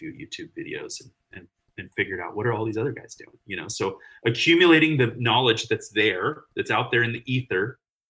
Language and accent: English; Morgan Hill, California, United States; I grew up south of San Jose, so on the outskirts with the cows